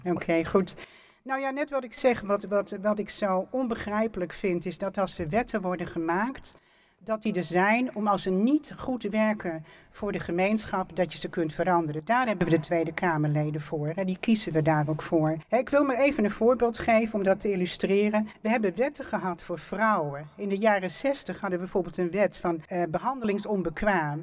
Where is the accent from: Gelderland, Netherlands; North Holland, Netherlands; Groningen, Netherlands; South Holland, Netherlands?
North Holland, Netherlands; Amsterdam; geboren en getogen in Amsterdam